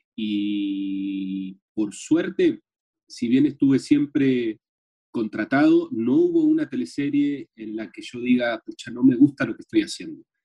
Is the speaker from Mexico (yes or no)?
no; Argentina; now in Chile; soy actor argentino